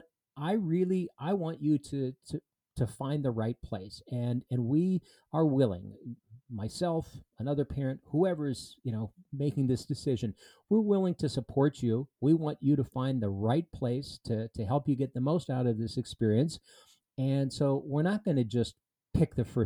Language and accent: English; southeastern Minnesota, United States; I grew up in southeastern Minnesota